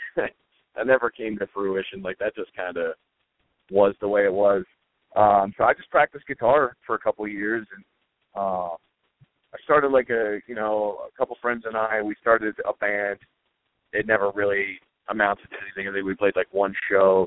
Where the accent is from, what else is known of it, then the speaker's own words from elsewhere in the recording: Elizabethtown, Pennsylvania, United States; I grew up in a small town called Elizabethtown, which is uh, about 15 minutes outside of Lancaster